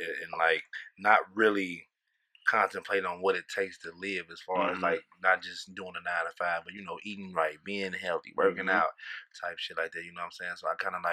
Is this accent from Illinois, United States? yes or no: yes; Chicago, Illinois, United States; moved away as an adult; now in St. Louis, United States; Chicago, Illinois, the West Side, baby, the Wild Wild, West